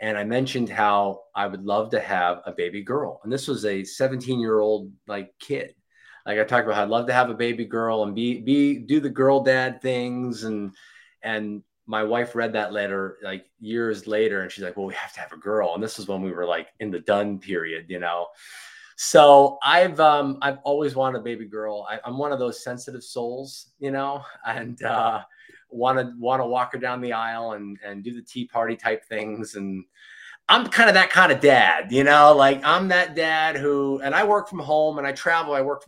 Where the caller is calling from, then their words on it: Florida, United States; Florida, sunny Florida, South Florida, 8 minutes from the beach.